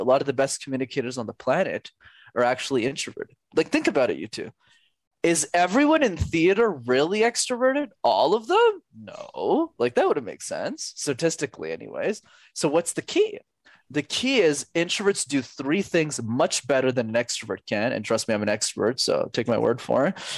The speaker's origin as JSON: {"language": "English", "country": "Canada", "said": "I'm Canadian"}